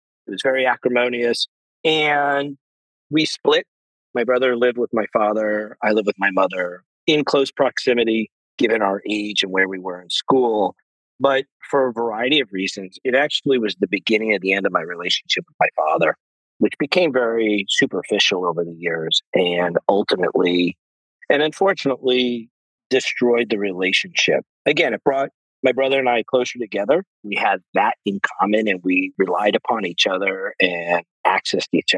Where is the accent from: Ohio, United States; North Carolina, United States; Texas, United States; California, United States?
California, United States; San Diego; now in New York, United States; So I grew up actually in San Diego, California